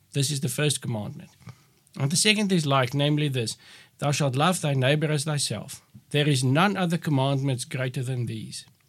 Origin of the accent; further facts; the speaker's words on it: Northern Cape, South Africa; also born or lived in Kakamas; I'm from the Northern Cape, where the climate is much different from y-, what it is here in the Western Cape.